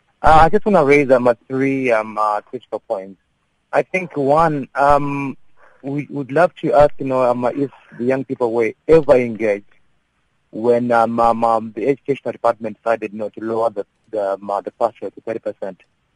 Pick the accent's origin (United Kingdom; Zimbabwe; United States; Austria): Zimbabwe; Like I'm originally from Zim, and we have a level in education which is all level.